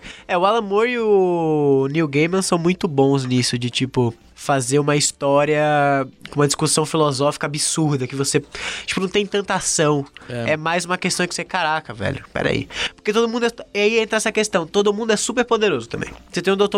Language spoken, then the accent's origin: Portuguese; Aracaju, Sergipe, Brazil; now in São Paulo, Brazil; eu sou de Aracaju, né? Então era é um lugar minúsculo